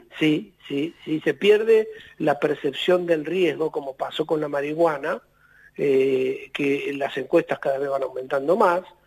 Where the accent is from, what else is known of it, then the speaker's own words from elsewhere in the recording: Argentina; nosotros somos Argentina